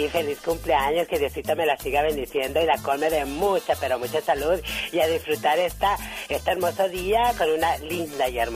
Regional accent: Mexico City, Mexico; Nací en la Ciudad de México.

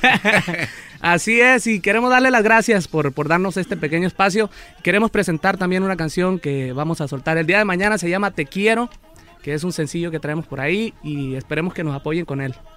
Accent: Rosamorada, Nayarit, Mexico; yo soy nacido allá en, el estado de Nayarit, soy de Rosamorán, Nayarit

